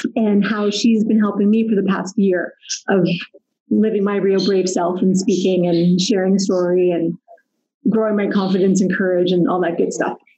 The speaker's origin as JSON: {"language": "English", "town": "Pickering", "region": "Ontario", "country": "Canada", "tie": "born or raised there", "also_born_or_lived": "Ottawa, Ontario", "moved": "as an adult", "lives_now": "Calgary, Canada", "said": "grew up near Toronto in Pickering"}